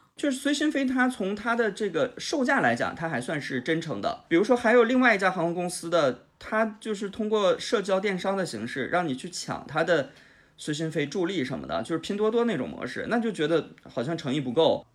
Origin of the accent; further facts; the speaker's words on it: Jilin, China; moved away; 像我老家是吉林的，我是东北的